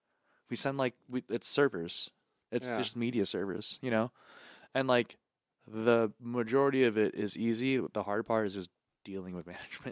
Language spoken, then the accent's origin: English; United States; I'm from America